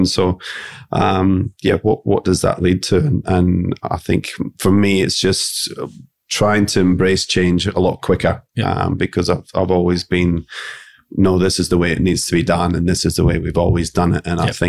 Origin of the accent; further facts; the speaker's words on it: Scotland, United Kingdom; Being Scottish, I think we're quite a conservative nation and by nature.